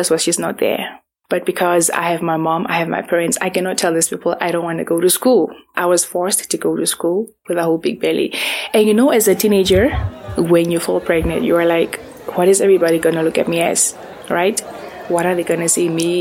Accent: Windhoek, Khomas, Namibia; I was born here. We grew up in Windhoek

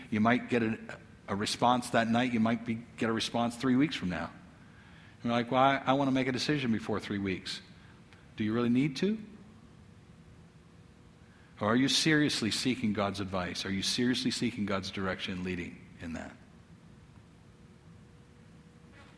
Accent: United States; as an American who's well off.

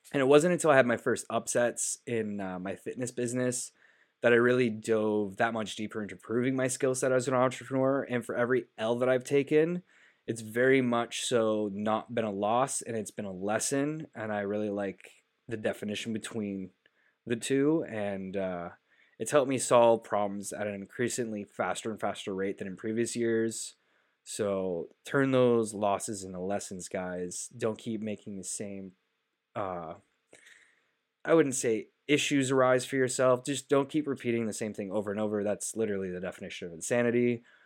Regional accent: Canada; as a Canadian

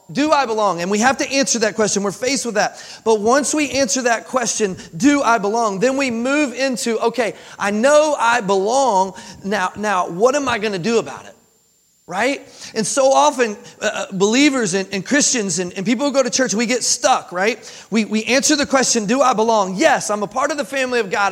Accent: Kentucky, United States; moved away as an adult; also born or lived in Jacksonville, Florida; now in Tennessee, United States; I was born and raised in Kentucky

